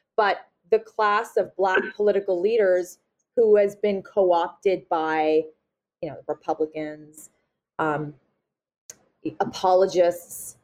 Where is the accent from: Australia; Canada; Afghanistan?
Canada; Nova Scotia; I'm from Nova Scotia, so, you know, we're small